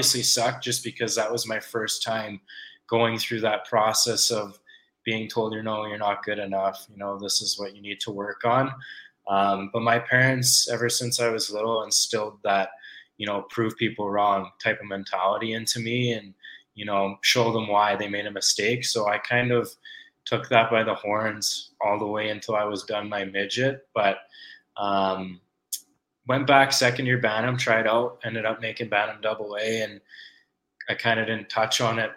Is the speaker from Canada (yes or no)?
yes; Calgary, Alberta, Canada; I was born and raised in Calgary